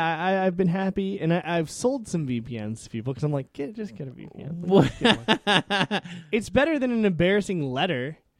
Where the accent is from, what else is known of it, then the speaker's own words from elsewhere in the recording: United States; It's my right as an American